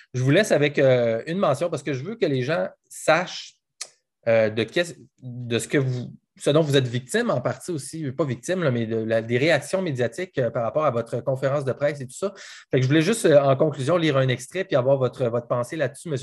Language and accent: French; Quebec, Canada; moved away; je pense à ma région, à moi, moi, je viens du Saguenay-Lac-Saint-Jean, puis je pense à toute ma, ma gang là-bas